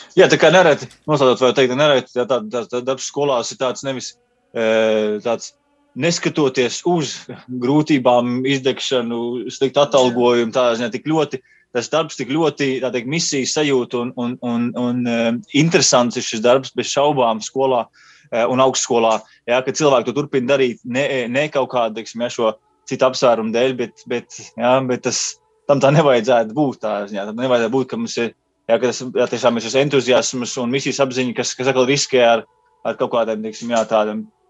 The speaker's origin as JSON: {"language": "Latvian", "country": "Latvia", "also_born_or_lived": "United Kingdom", "moved": "as an adult", "said": "es no Latvijas braucu uz turieni"}